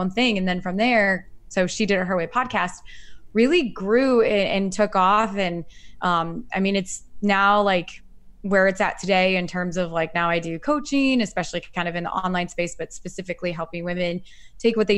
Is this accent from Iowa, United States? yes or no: yes; Iowa, United States; now in Chicago, United States; I'm originally from Iowa and I grew up there.